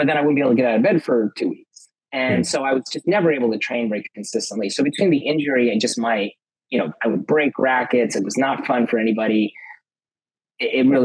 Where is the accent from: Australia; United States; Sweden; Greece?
United States; Los Angeles, California; I grew up in Los Angeles, California